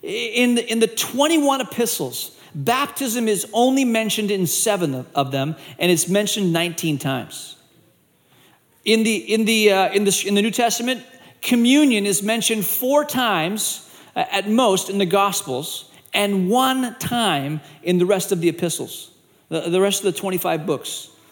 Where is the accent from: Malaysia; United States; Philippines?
Malaysia; And I grew up in Asia. I went to boarding school in Malaysia.